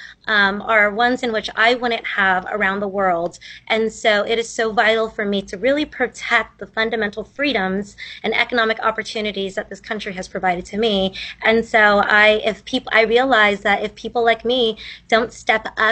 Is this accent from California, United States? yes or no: yes; Central Valley, California, United States; I grew up here in Central Valley in California.